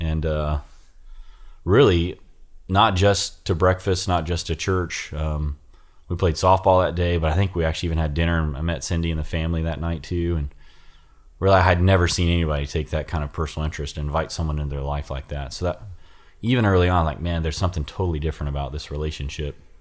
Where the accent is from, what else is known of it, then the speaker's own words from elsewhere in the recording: Ohio, United States; moved away as an adult; I joined the Army to get out of Ohio